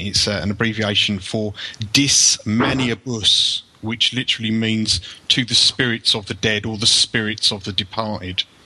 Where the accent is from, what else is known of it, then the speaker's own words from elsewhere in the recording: United Kingdom; an archaeological site in my hometown that was one of the largest Roman temples ever excavated in Great Britain